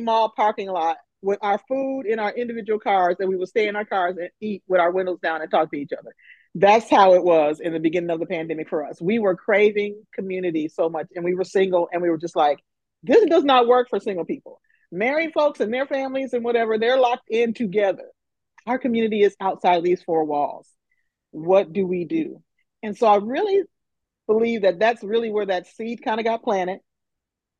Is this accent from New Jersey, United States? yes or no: no; Flint, Michigan, United States; moved away as an adult; now in Nashville, United States; I am originally from Flint, Michigan